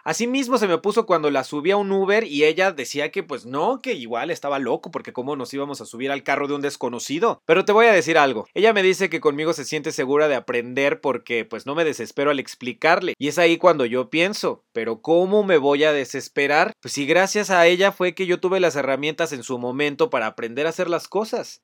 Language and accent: Spanish; Mexico; moved away as an adult; Cuando cumplí 18 años salí de México por un intercambio escolar